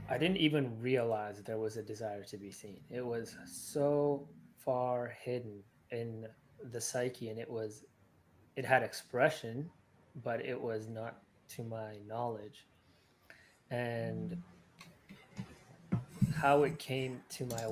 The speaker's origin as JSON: {"language": "English", "country": "Sri Lanka", "said": "I'm from Sri Lanka"}